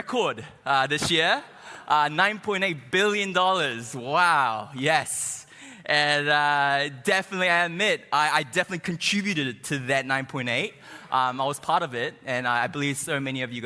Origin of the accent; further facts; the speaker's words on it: New Zealand; moved away as an adult; now in United States; I'm not from here. I'm from New Zealand, and I've been here maybe like 6 months now